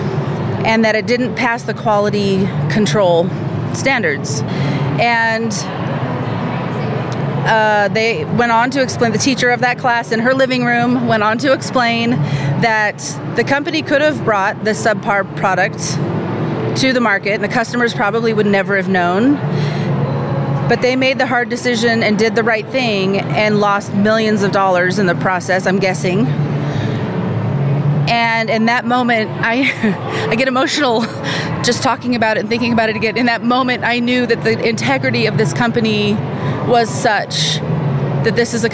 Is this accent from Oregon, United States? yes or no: yes; Salem, Oregon, United States; I'm from Salem, Oregon.